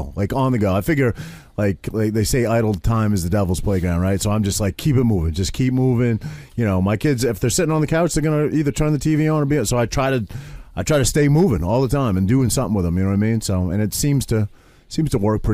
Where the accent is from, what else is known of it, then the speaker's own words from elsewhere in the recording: Maine, United States; moved away; I grew up in Maine